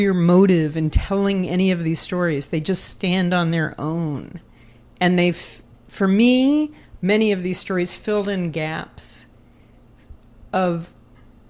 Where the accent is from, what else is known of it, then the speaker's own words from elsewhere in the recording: Louisville, Kentucky, United States; I am from Louisville, Kentucky. I grew up in a very rural environment